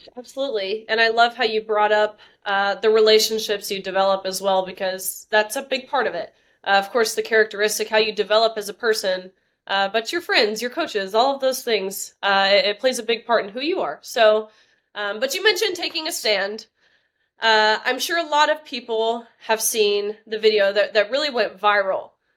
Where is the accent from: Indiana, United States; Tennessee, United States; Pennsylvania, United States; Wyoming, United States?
Tennessee, United States; my home state of Tennessee